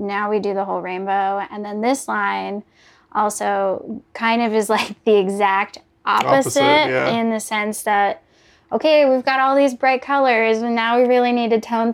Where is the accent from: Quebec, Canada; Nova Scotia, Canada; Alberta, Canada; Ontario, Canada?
Alberta, Canada; Calgary; now in Halifax, Canada; I grew up in Calgary